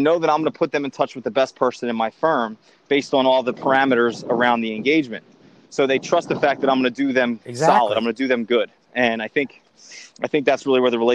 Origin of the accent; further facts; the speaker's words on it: Philadelphia, Pennsylvania, United States; I grew up in Northeast Philadelphia of humble means